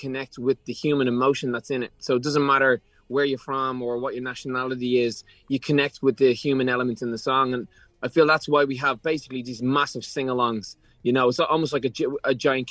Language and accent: English; Ireland; growing up in Ireland